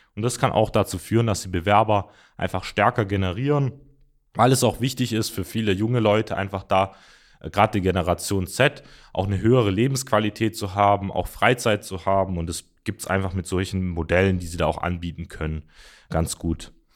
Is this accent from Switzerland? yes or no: no; Mössingen, Baden-Württemberg, Germany; ich komme zum Beispiel auch aus der Ortschaft äh, oder aus dem Ort Mössingen